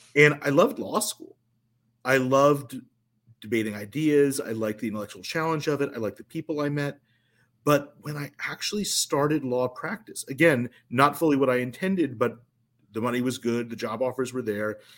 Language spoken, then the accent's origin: English; New Jersey, United States; also born or lived in Chicago; I ultimately moved from Chicago back to my hometown in South Jersey